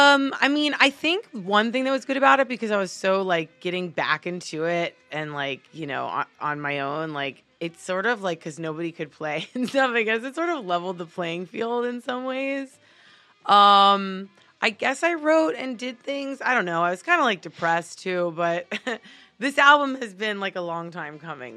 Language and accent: English; Miami, Florida, United States; now in Los Angeles, United States; I am originally from Miami, Florida